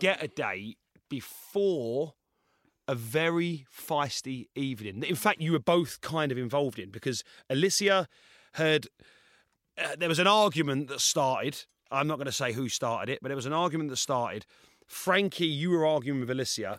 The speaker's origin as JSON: {"language": "English", "area": "Essex", "region": "East of England", "country": "United Kingdom", "said": "I'm from Essex"}